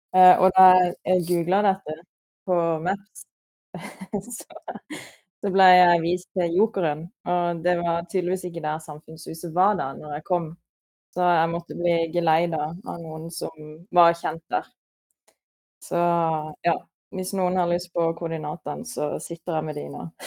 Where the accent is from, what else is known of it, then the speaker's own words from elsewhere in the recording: Sørlandet, Southern Norway, Norway; moved away; siden jeg er fra Sørlandet